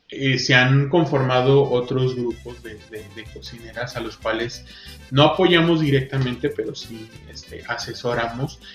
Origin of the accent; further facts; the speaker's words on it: northern Mexico, Mexico; como buen norteño